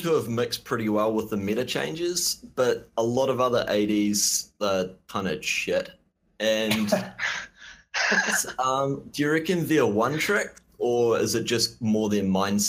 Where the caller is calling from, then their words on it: New Zealand; New Zealand.